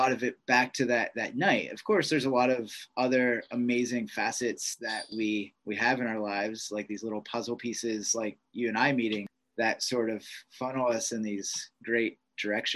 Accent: Pittsburgh, Pennsylvania, United States; moved away as an adult; growing up in Pittsburgh

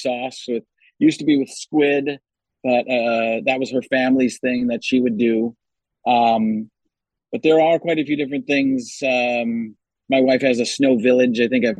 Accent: Chicago, Illinois, United States; I'm just going to use Italian people and you know, I'm Italian from Chicago, so I can only tell you about a third of what I know.

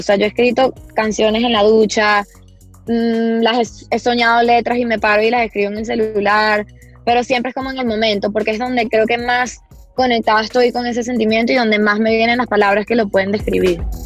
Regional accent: Venezuela; Mi familia es venezolana desde hace generaciones, muchas generaciones

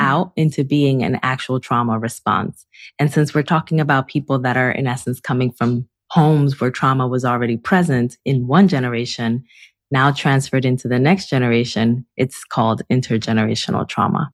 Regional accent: Newark, New Jersey, United States; also born or lived in Santo Domingo, Dominican Republic; I grew up both in the Dominican Republic and in Newark, New Jersey. So actually, in DR, I lived until I was five years old

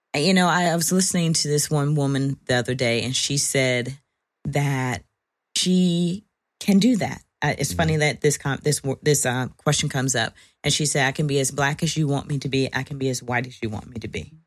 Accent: Virginia, United States; moved away; I'm from Virginia

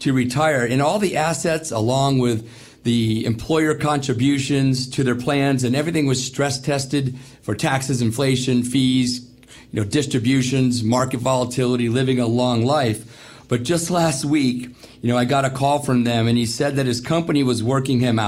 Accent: New England, United States; moved away; I grew up in New England, hot, muggy summers, and we didn't have AC

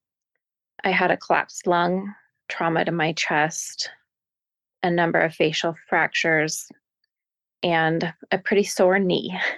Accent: Portland, Oregon, United States; I grew up where I still reside. My family settled in the Pacific Northwest a generation ago. I live in Portland, Oregon

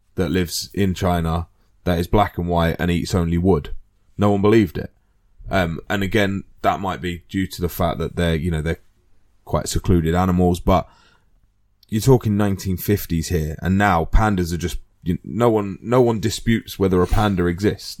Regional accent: United Kingdom; we're British

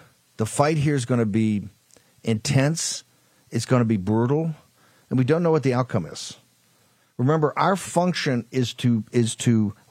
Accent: Richmond, Virginia, United States; also born or lived in Norfolk, Virginia; my hometown of Richmond. And, of course, where I was born down in Norfolk

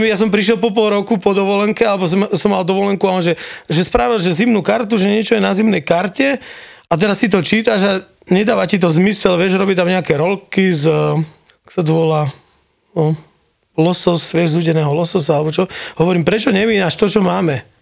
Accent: Prievidza, Trenčín Region, Slovakia; moved away as an adult; also born or lived in Germany / Bojnice; now in Kitzbühel, Austria; ja som kokot z Prievidze

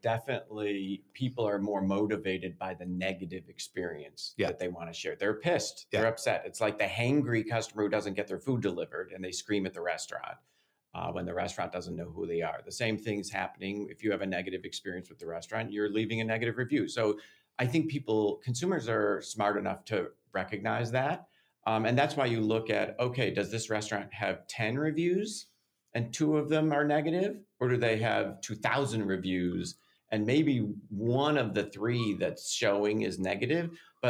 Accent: Chicago, Illinois, United States; Big fun. Chicago.

